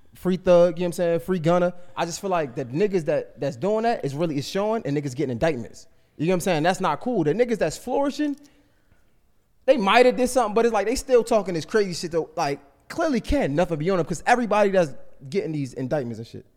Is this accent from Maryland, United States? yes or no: yes; Baltimore, Maryland, United States; I'm from West Baltimore